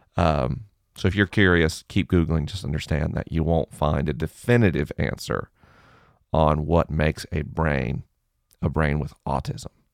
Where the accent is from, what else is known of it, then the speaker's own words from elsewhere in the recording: the South, United States; I grew up in the South